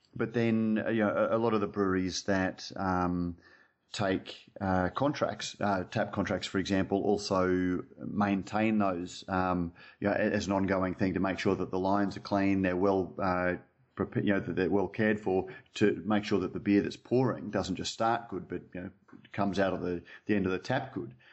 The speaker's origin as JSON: {"language": "English", "region": "Queensland", "country": "Australia", "said": "I'm a Queenslander"}